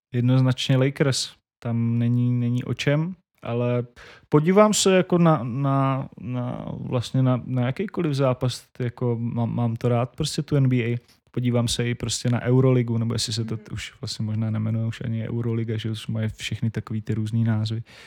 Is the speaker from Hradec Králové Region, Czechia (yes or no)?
no; Šumperk, Olomouc Region, Czechia; moved away as an adult; V, v mém rodném městě tři, tři rodáci z toho města Šumperka děláme Majales